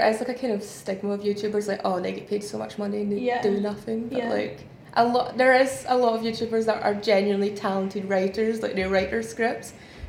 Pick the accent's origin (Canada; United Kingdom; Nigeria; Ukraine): United Kingdom; Ayrshire, Scotland; moved away as an adult; also born or lived in Glasgow; now in London, United Kingdom; we are from Ayrshire, and like I studied in Ayrshire, like I went to UWS, the Ayr campus